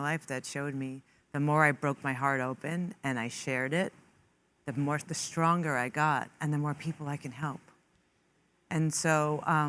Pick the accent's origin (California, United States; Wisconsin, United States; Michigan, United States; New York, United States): New York, United States; New York City; I grew up in Queens with an Italian family, Catholic Italian